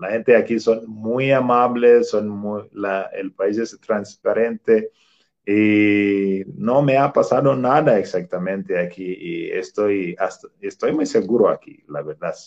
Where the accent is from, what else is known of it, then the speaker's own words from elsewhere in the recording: Tanzania; Spanish is a second language; moved away as an adult; now in Querétaro, Mexico; mi profesión que yo tenía ahí en mi país, Tanzania